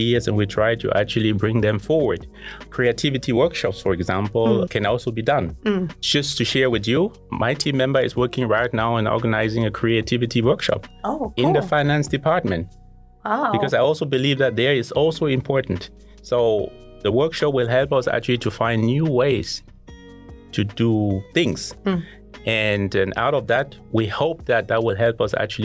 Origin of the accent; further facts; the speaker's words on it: Cameroon; moved away as an adult; also born or lived in Germany; now in Taiwan; I was born in Cameroon in Africa. I grew up there before coming to Germany to study and ultimately to work at Mercedes-Benz